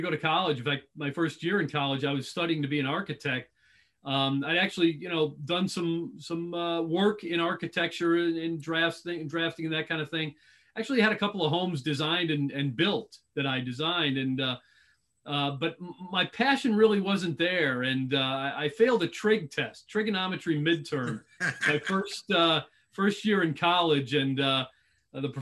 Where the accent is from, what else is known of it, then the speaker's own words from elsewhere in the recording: Lombard, Illinois, United States; moved away as an adult; now in Tampa, United States; Born and raised in Chicago. Lombard, Illinois is the suburb that I grew up in.